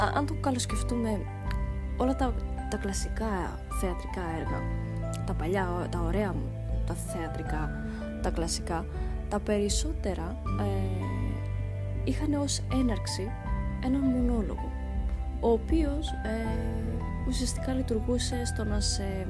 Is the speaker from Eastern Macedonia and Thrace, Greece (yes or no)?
yes; Kavala, Eastern Macedonia and Thrace, Greece; also born or lived in Thasos / Thessaloniki; now in Athens, Greece; η καταγωγή μου είναι από τη Θάσο, από το νησί της Θάσου και μεγάλωσα καβάλα